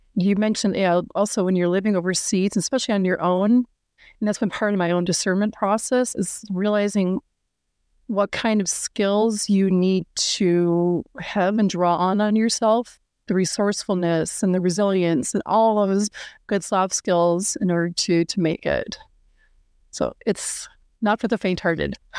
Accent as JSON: {"language": "English", "town": "Minneapolis", "region": "Minnesota", "country": "United States", "also_born_or_lived": "Germany / Europe", "moved": "as an adult", "said": "I'm based in Minneapolis, Minnesota. This is where I'm from."}